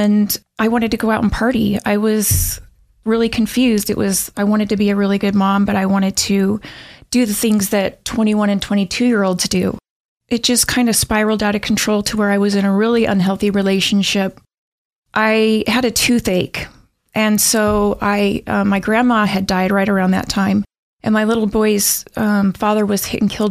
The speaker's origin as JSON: {"language": "English", "town": "Pocatello", "region": "Idaho", "country": "United States", "tie": "born or raised there", "said": "I grew up in Pocatello"}